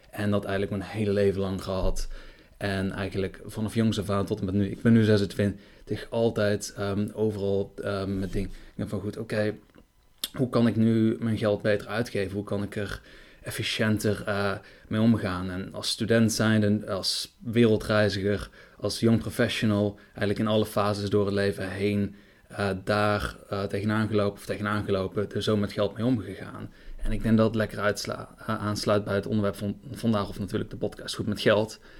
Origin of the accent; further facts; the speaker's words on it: Breda, North Brabant, Netherlands; moved away as an adult; now in Germany; ik kom van origine uit Breda.